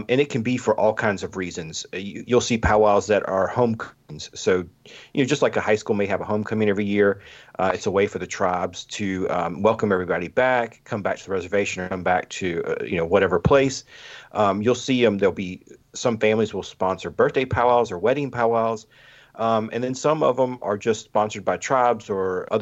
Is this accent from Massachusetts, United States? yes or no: no; Lexington, South Carolina, United States; I am from Lexington, South Carolina, and I grew up going to scout camp